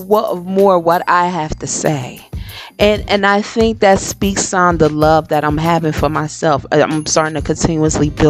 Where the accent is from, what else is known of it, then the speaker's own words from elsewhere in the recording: Paterson, New Jersey, United States; moved away; where I grew up in Patterson